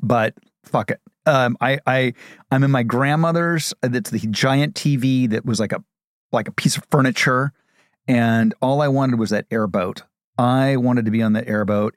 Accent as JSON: {"language": "English", "region": "Ohio", "country": "United States", "said": "I'm from Ohio"}